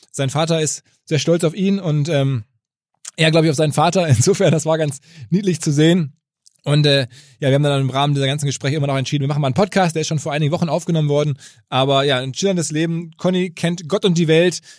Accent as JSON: {"language": "German", "town": "Hamm", "region": "North Rhine-Westphalia", "country": "Germany", "tie": "born or raised there", "also_born_or_lived": "Hanover", "moved": "yes", "lives_now": "Zurich, Switzerland", "said": "aus jetzt mittlerweile Zürich, aber eigentlich gebürtig aus Hamm, ne? Hamm in Westfalen, in Hannover geboren. Ja, aber in, in Hamm aufgewachsen? In Hamm aufgewachsen, ja."}